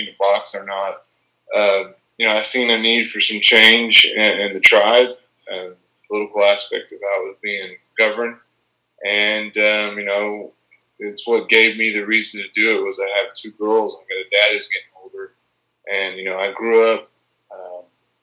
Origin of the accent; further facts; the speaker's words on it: Tahlequah, Oklahoma, United States; my hometown